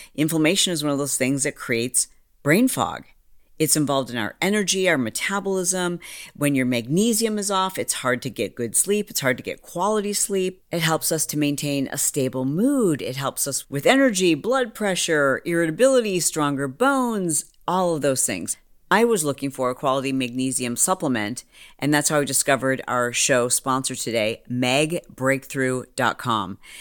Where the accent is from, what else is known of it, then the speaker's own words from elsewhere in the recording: Michigan, United States; also born or lived in Detroit; I was born in Detroit and I moved around Michigan and I, I lived in small auto worker towns